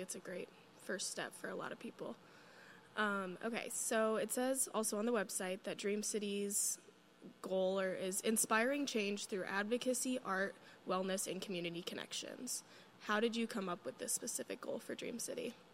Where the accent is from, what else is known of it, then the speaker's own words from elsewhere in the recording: Cedar Rapids, Iowa, United States; I'm from Cedar Rapids, so it's close